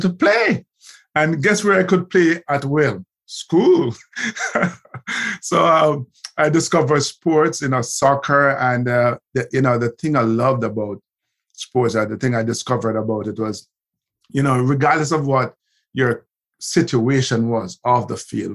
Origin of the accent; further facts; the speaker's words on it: Kingston, Kingston Parish, Jamaica; also born or lived in Haughton, Saint Elizabeth, Jamaica; I ended up, you know, heading back to Kingston, and I grew up in Olympic Gardens